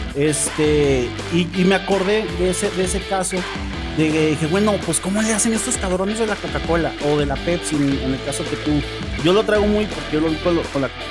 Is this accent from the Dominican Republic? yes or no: no; Mexico; como mexicanos